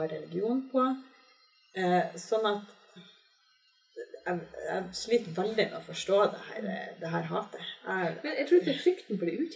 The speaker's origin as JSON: {"language": "Norwegian", "town": "Larvik", "region": "Vestfold", "country": "Norway", "tie": "born or raised there", "also_born_or_lived": "Bodø, Norway", "said": "jeg har vokst opp eh, delvis i Bodø, men også vokst opp delvis i Larvik. Og da flytta vi inn i et nabolag som vi etterpå fikk høre at det ble kalt for gettoen."}